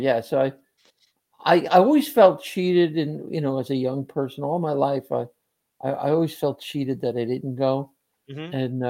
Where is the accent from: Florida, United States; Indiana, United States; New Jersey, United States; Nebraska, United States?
New Jersey, United States; Cliffside Park; I'm at Cliffside Fairview, my hometown.